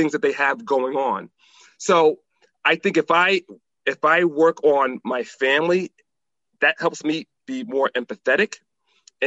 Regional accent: New Haven, Connecticut, United States; now in Maryland, United States; I'm originally from Connecticut. And New Haven, Connecticut

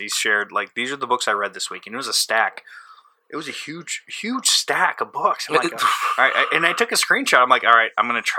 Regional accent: St. Louis, Missouri, United States; also born or lived in Florissant, Missouri; I grew up in St. Louis.

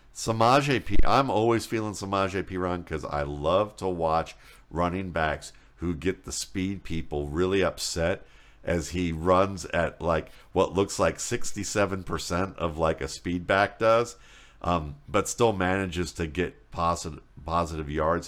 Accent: Cleveland, Ohio, United States; I'm from Cleveland

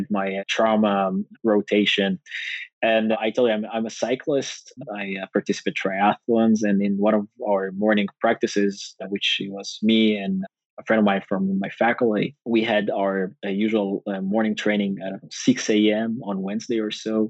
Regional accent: Northern District, Israel; I grew up in the north

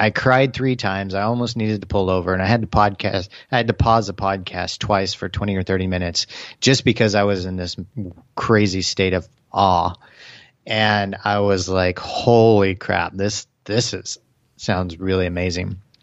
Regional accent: Kansas City, United States; now in Austin, United States; Kansas City, uh, going back home

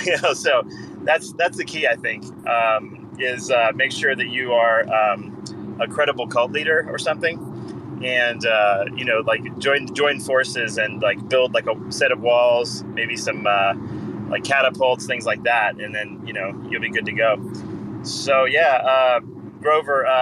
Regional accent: Canada; I'm Canadian

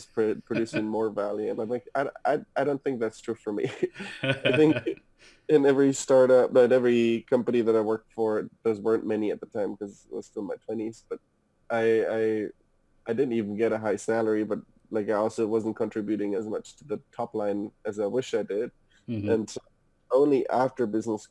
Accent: Munich, Bavaria, Germany; moved away as an adult; also born or lived in Hamburg, Germany; now in United States; I'm from Germany originally, was born and raised in Munich. Moved to Hamburg with my parents

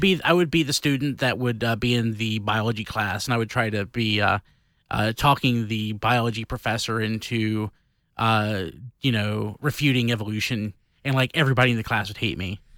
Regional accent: the Bible Belt, United States; growing up in the Bible Belt, in the thickest, thickest part of the Bible Belt

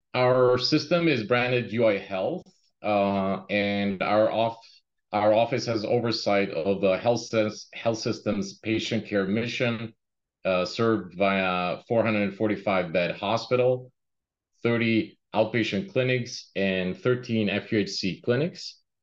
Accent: Albania; moved away as an adult; now in Chicago, United States; I immigrated in US in uh, 1999, and before that, uh, right out of school, uh, I came from Albania.

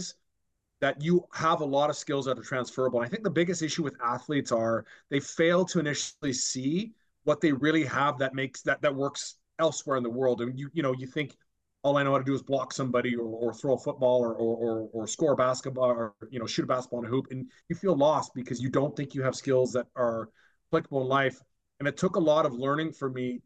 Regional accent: Vancouver, British Columbia, Canada; to be in an organization that was doing well at that time in my hometown.

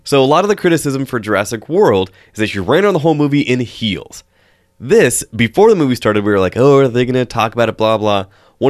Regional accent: Washington, United States; Moose, like growing up in Eastern Washington, moose stand 8 feet at the shoulders and have 6 feet of antlers.

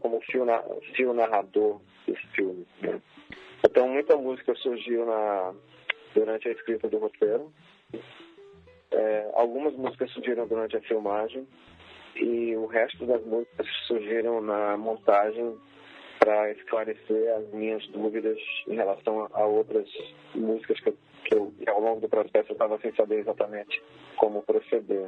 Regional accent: Brazil; como brasileiro

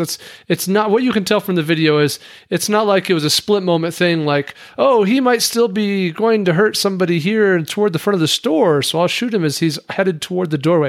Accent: Wyoming, United States; as a kid because I'm from Wyoming

